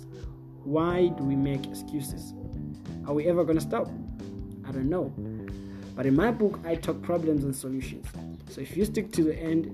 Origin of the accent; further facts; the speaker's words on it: Bulawayo, Zimbabwe; I'm from Bulawayo, Zimbabwe